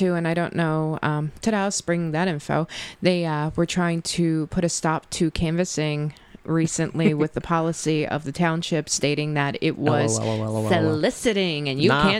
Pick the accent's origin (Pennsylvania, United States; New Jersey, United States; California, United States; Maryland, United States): Pennsylvania, United States; Marple; and then I look at, I'm from Marple, I think I'm like, oh, we're bad.